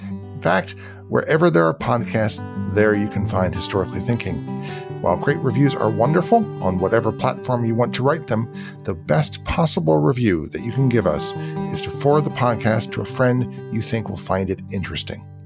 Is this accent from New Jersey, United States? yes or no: yes; New Jersey, United States; I'm from South Jersey, that's what we, we plant Ramapos